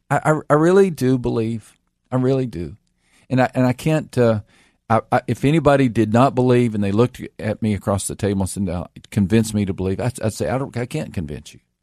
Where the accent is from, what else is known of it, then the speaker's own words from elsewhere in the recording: Texas, United States; I grew up in Texas